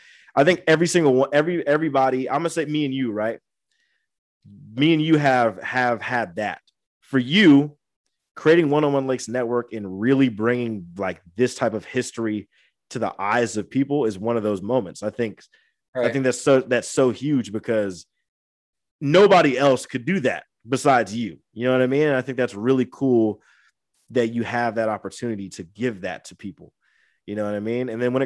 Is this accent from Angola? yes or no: yes; Angola; that's why I always want to get back to my hometown. Like, I eventually want to try to bring like a networking event to Angola